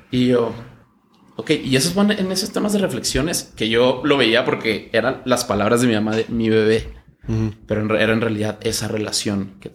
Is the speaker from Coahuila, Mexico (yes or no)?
no; Chihuahua, Mexico; Yo soy de Chihuahua.